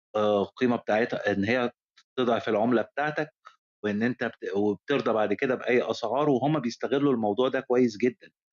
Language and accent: Arabic; Egypt; عندنا في مصر